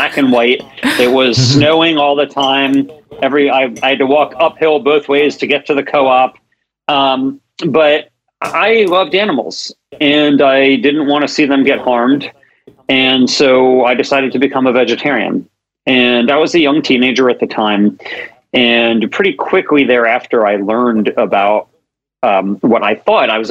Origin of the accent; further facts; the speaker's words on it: Maryland, United States; now in Sacramento, United States; I grew up in Maryland, and so I live in Sacramento